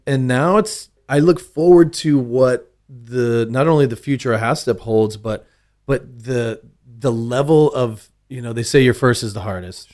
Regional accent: Austin, Texas, United States; I grew up, uh, central Austin

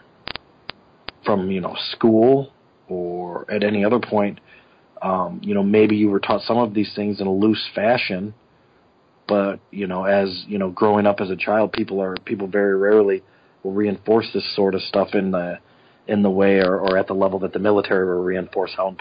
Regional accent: Flint, Michigan, United States; also born or lived in Montrose, Michigan; I'm originally from Flint, Michigan. Went to school there

